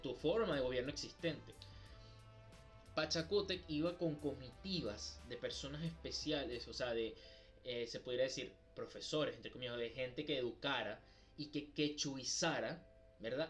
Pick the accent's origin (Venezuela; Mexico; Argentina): Venezuela; nosotros somos de Venezuela